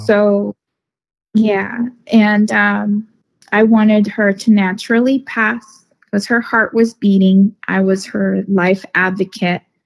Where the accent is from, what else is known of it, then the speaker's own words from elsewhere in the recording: Northern California, United States; I'm from Northern California. I live in Northern California